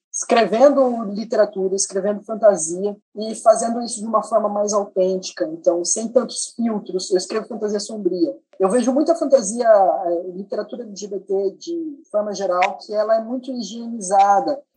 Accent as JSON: {"language": "Portuguese", "region": "Mato Grosso do Sul", "country": "Brazil", "tie": "born or raised there", "said": "eu sou nascido, criado, crescido, uh, maturado em Mato Grosso do Sul"}